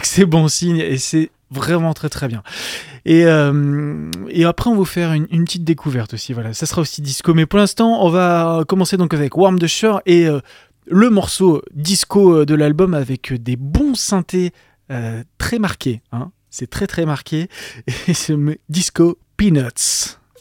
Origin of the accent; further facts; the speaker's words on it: France; chez nous en France